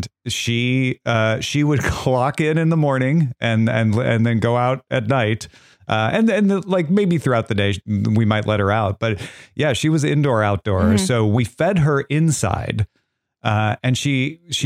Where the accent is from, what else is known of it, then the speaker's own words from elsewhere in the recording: Southern Illinois, United States; Growing up in Southern Illinois